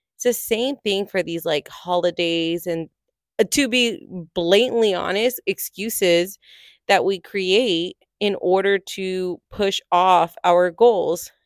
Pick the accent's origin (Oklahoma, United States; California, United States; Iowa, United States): California, United States; moved away as an adult; I am originally from California, lived there my entire life, set my roots there